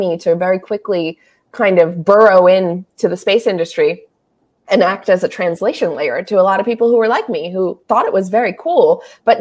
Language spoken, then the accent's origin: English; South Florida, United States; growing up in South Florida.